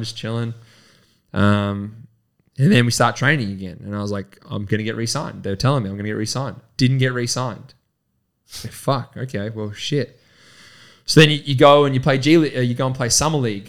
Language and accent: English; Horsham, Victoria, Australia; we're from Horsham, we've grown up together